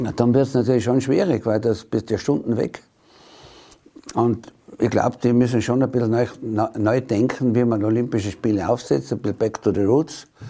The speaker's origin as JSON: {"language": "German", "region": "Tyrol", "country": "Austria", "said": "so dominant waren wir in den letzten Jahren nicht mehr als Tiroler"}